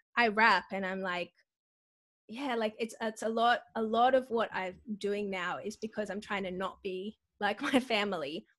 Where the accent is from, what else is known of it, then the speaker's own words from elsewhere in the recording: Sydney, New South Wales, Australia; I grew up in Western Sydney at church